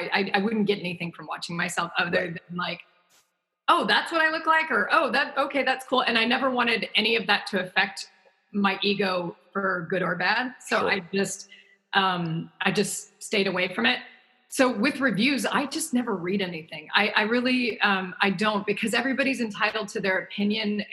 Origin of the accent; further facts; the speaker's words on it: the South, United States; me growing up in the South